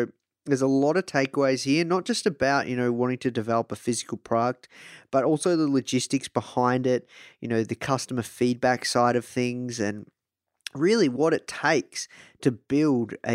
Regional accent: Australia; I'm from Australia

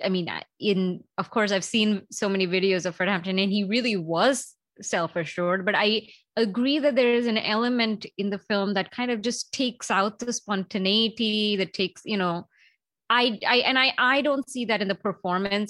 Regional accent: India; moved away; growing up in India

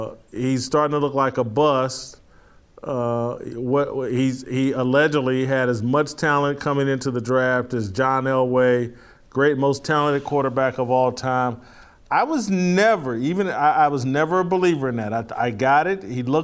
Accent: Indianapolis, Indiana, United States; That's a basketball state. I grew up there.

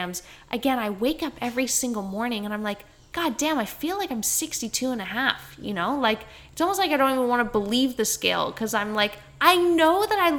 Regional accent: Canada; accent: Canadian; now in Queensland, Australia; yes, I am.

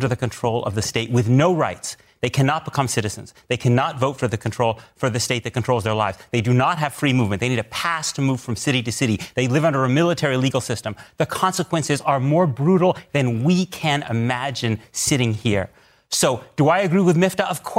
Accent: United States; I say this as an American Jew. My children go to Jewish day school. I lead services in an Orthodox synagogue. Judaism is the center of my life.

